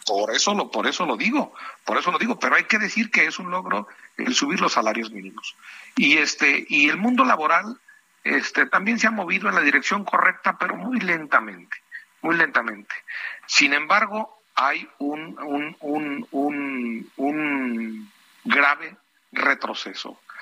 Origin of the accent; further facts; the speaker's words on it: San José de Gracia, Michoacán, Mexico; San José de Gracia, que es mi tierra